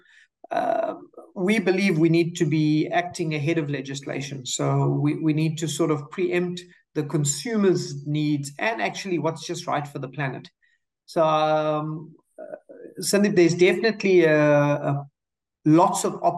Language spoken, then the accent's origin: English; South Africa; also born or lived in United States; Finished high school in South Africa.